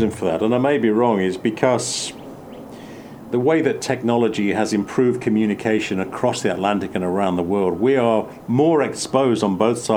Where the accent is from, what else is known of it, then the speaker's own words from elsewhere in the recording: England, United Kingdom; As a kid growing up in England, I could never place an accent in the States.